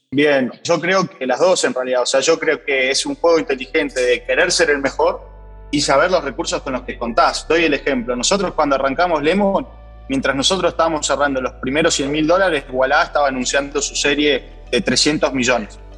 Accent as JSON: {"language": "Spanish", "country": "Argentina", "said": "fui seleccionado como emprendedor argentino para la delegación del G20"}